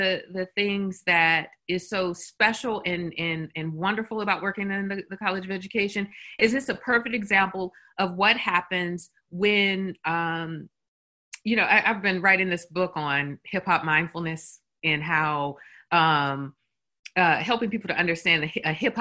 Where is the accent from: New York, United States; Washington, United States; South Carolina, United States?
South Carolina, United States; Columbia; I'm an alum of University of South Carolina. And so, I'm from Columbia, and I went here in the 90s for undergrad.